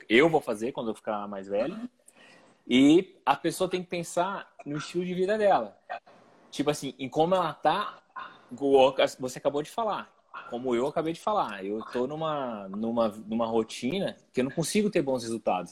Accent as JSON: {"language": "Portuguese", "town": "Ribeirão Preto", "region": "São Paulo", "country": "Brazil", "tie": "born or raised there", "said": "eu cresci aqui em Ribeirão"}